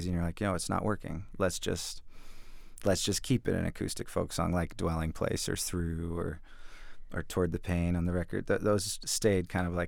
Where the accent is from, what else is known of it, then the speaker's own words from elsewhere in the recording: the Northwest, Pacific Northwest, United States; I grew up in the Northwest